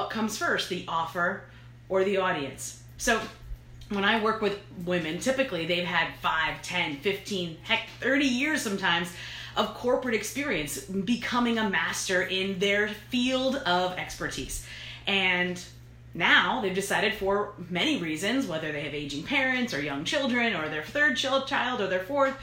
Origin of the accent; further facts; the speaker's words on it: New York, United States; I'm from New York